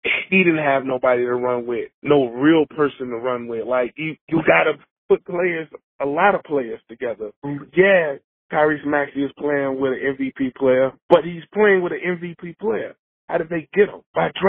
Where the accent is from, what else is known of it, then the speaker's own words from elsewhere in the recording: Chicago, Illinois, United States; I grew up in Chicago, 37, birthday in a couple of days, I'll be 38.